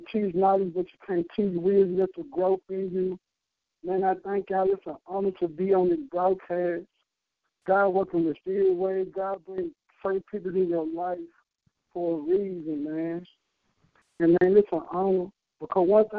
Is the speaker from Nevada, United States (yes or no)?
no; Memphis, Tennessee, United States; now in Atlanta, United States; I was young, growing up in Memphis